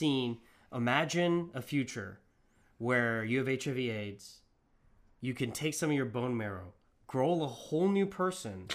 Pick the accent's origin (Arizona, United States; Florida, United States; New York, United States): Arizona, United States; I'm from Arizona